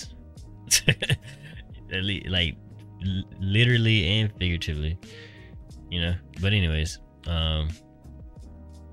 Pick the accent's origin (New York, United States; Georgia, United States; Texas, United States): Georgia, United States; we're from Georgia